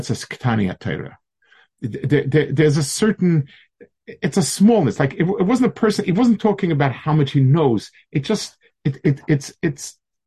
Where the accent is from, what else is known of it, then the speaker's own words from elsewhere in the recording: United States; I told them I'm from America.